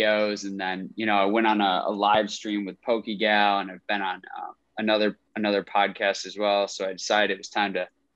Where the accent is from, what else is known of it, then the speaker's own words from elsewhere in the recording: Rochester, New York, United States; I'm from Rochester, upstate New York